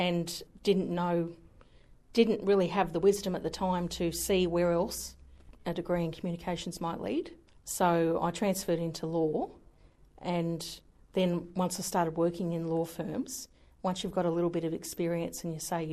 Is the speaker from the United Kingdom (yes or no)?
no; Hawkesbury area, western outskirts of Sydney, New South Wales, Australia; moved away as an adult; now in Newcastle, Australia; I was born out in the Hawkesbury area, which is sort of out Windsor, Richmond, the outskirts, very extreme western outskirts of Sydney, Blue Mountains.